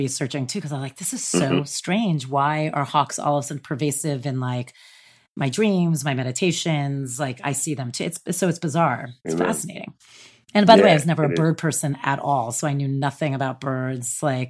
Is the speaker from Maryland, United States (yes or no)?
no; New Jersey, United States; I'm from New Jersey, right outside the city.